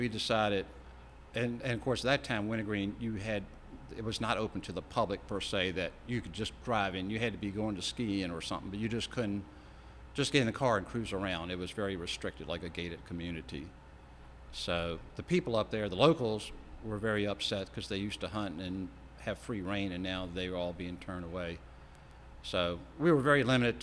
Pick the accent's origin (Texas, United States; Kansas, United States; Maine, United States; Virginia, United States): Virginia, United States; Richmond; moved away as an adult; now in Ashland, United States; when I grew up in Richmond